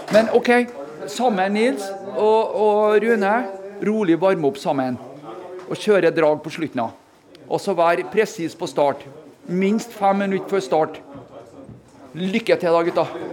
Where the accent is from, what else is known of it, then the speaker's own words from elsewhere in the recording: Hitra, Trøndelag, Norway; det er en gutt fra landet, som eh, jeg er, da, fra Hitra